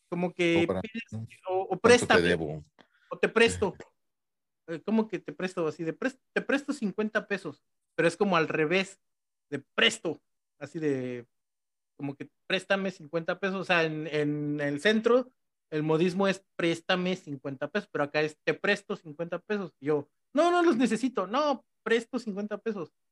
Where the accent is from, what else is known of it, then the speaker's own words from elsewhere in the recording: Mexico City, Mexico; accent: chilango; se me sale así como que mi acento chilango, pero diciendo cosas de acá.